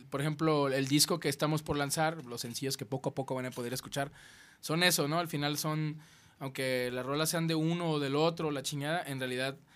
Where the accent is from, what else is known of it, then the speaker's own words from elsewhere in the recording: Mexico; el mexicano siempre tenemos claro quién es el autor de las rolas